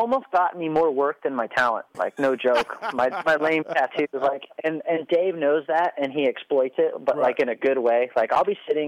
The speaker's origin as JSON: {"language": "English", "town": "El Cajon", "region": "California", "country": "United States", "tie": "born or raised there", "said": "growing up in El Cajon"}